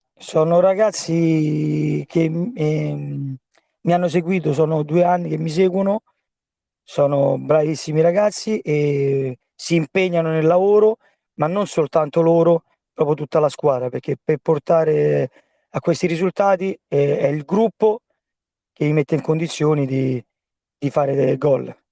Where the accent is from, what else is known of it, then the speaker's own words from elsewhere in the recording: Rome, Lazio, Italy; io sono di Pietralata, e dove giocavo già da bambino con la Polisportiva Albarussa